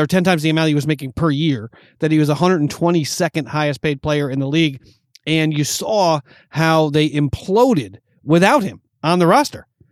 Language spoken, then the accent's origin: English; New York, United States; moved away as an adult; now in Los Angeles, United States; growing up in New York watching those Bulls games